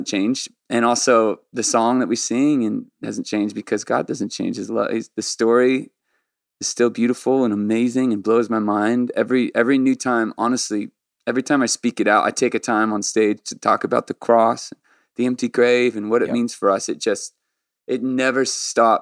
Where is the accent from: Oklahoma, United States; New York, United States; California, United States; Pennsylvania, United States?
California, United States; Orange County, San Diego; when we moved from Orange County to San Diego when I was 12